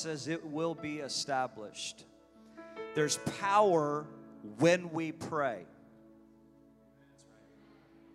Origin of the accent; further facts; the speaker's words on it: United States; I'm a Christian first, but I'm an American. I'm proud to be an American.